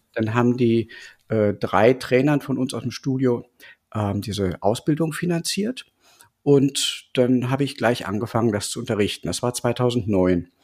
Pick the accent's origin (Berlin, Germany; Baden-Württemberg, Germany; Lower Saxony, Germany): Berlin, Germany; Ich bin aus Berlin und unterrichte ja seit 20 Jahren normales Yoga